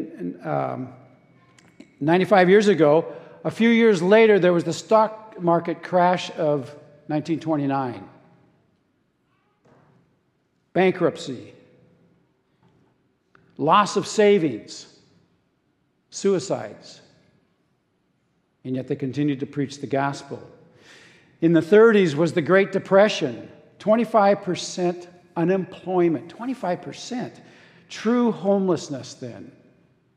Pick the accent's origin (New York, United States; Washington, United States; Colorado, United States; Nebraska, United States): Washington, United States; Seattle; I grew up in Arbor Heights and my family attended this church as Hillcrest